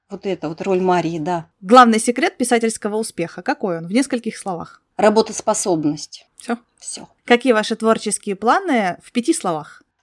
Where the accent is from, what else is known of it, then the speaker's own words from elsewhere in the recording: Crimea, Ukraine; Вы заинтриговали, потому что я из Крыма, и я теперь хочу знать, что это за город.